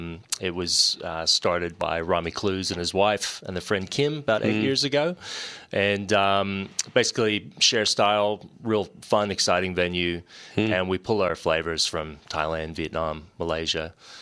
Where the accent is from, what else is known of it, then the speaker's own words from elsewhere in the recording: Austin, Texas, United States; also born or lived in Canada; now in Australia; I grew up in Austin, Texas, but was raised by Australian parents, so... Came back and forth a bit. Was born in Canada to boot, so I'm a bit of a mutt, and I've been in Australia for 15, 16 years